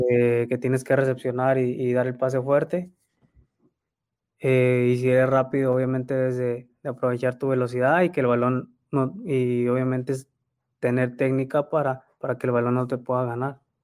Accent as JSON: {"language": "Spanish", "country": "Mexico", "said": "como mexicano"}